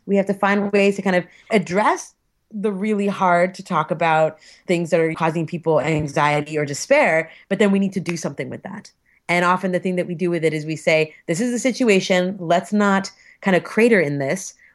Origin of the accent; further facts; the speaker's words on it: Alberta, Canada; I'm from Alberta